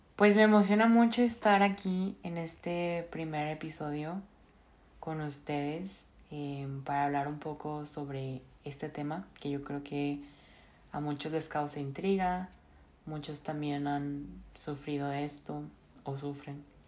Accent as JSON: {"language": "Spanish", "town": "Monterrey", "region": "Nuevo León", "country": "Mexico", "tie": "born or raised there", "moved": "yes", "lives_now": "Bern, Switzerland", "said": "soy originaria de Monterrey, Nuevo León"}